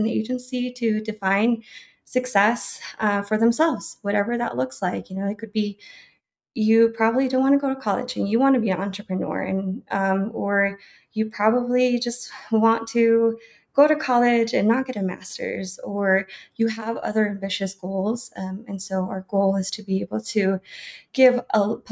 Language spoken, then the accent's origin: English; Colorado, United States; also born or lived in Delicias, Chihuahua, Mexico; I was brought here at a very young age and have lived in Colorado basically my whole life. So I consider myself a Colorado native